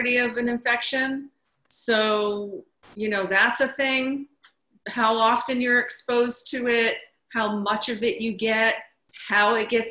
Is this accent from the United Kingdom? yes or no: no; New York, United States; being a New Yorker